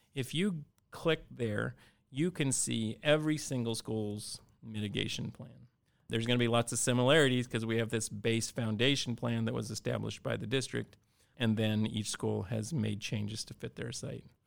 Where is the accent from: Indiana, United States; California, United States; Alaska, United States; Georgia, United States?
Alaska, United States; Cordova; I grew up in Cordova, and like many places in Alaska